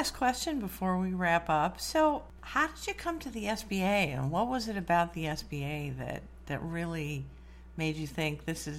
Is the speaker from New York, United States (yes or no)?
no; Morrison, Illinois, United States; I grew up in Morrison.